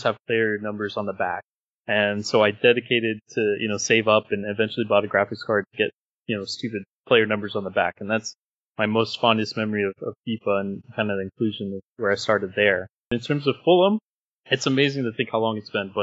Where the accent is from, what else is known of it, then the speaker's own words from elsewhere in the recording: Indonesia; I was born in Indonesia